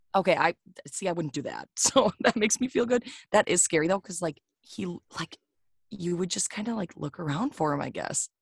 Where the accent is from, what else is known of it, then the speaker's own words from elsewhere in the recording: Wisconsin, United States; I'm the bougier side of Wisconsin